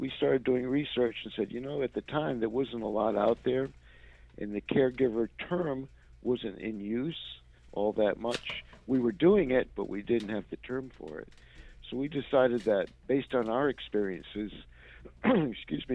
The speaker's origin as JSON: {"language": "English", "region": "Rhode Island", "country": "United States", "also_born_or_lived": "Washington, D.C. / Orlando, Florida / Milwaukee", "moved": "yes", "lives_now": "Atlanta, United States", "said": "I'm originally from Rhode Island"}